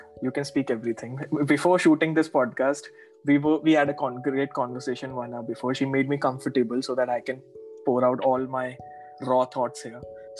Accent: Jaipur, Rajasthan, India; I said, I came from Jaipur. This is my qualification. I want to work with you.

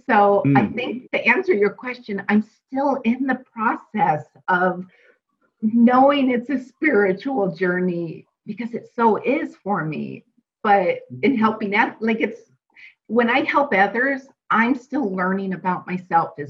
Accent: Pacific Northwest, United States; moved away as an adult; now in Arizona, United States; I am from the Pacific Northwest and born and raised

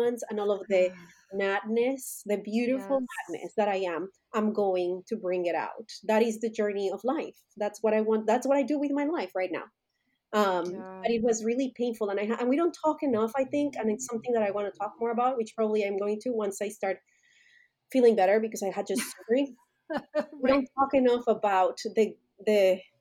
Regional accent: Colombia; moved away as an adult; now in United States; I was born and raised in Colombia

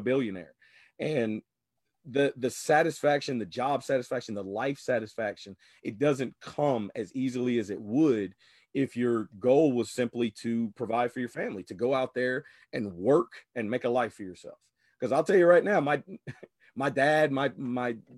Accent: Louisiana, United States; growing up in Louisiana

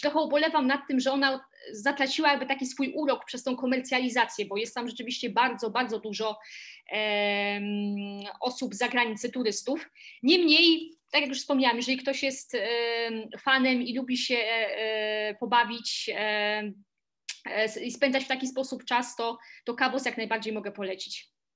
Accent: Silesian Voivodeship, Poland; now in Warsaw, Poland; oryginalnie pochodzę ze Śląska, natomiast obecnie mieszkam e, w Warszawie

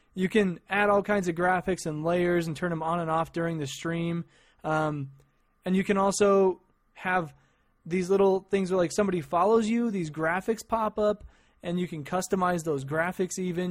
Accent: Idaho Falls, Idaho, United States; I'm actually from a place called Idaho Falls, Idaho

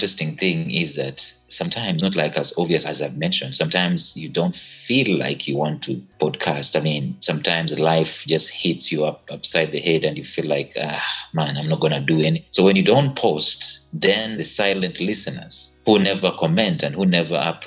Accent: Kenya; I'm Kenyan.

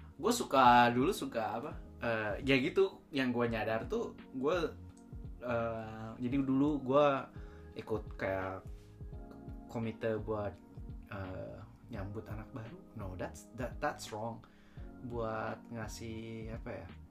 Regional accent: Bandung, West Java, Indonesia; accent: Sundanese; now in Japan; bahasa Inggris gue kan nggak nggak nggak native uh, aksen Sundanya masih keluar

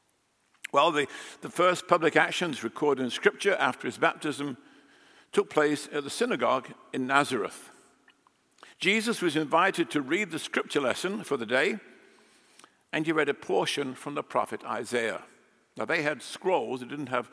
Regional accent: England, United Kingdom; moved away as an adult; now in United States; I grew up in England

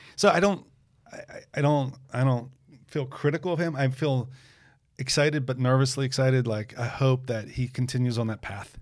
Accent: United States; as an American

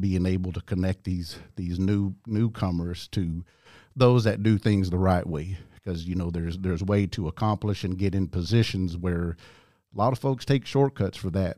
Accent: Tuskegee, Oklahoma, United States; also born or lived in Eufaula, Oklahoma; growing up in Tuskegee

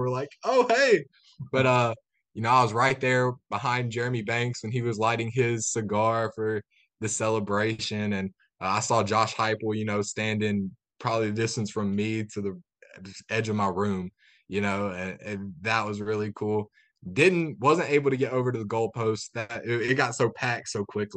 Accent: West Tennessee, United States; I grew up in West Tennessee watching the Vols

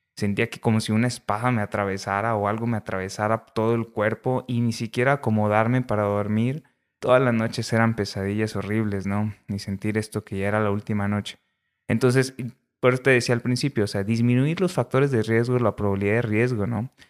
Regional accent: Ciudad Acuña, Coahuila, Mexico; moved away as an adult; also born or lived in Saltillo, Coahuila; now in La Laguna, Mexico; yo soy de Ciudad Acuña, Coahuila. Realmente nací en Saltillo, pero terminamos en Ciudad Acuña, Coahuila.

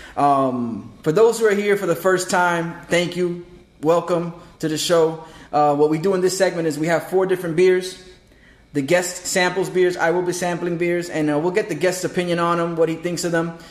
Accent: New York, United States; now in South Florida, United States; I'm originally from New York.

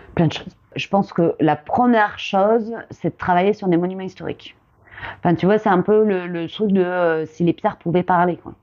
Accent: Gironde, Nouvelle-Aquitaine, France; je suis originaire de Gironde euh, où, je vis et, euh, et, je travaille encore et toujours plutôt en, en tant que donc que maçonne pierre. Et j'ai grandi du coup en Gironde

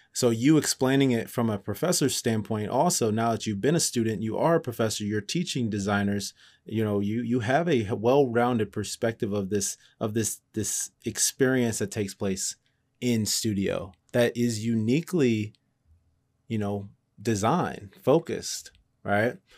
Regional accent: Cleveland, Ohio, United States; I grew up in Cleveland

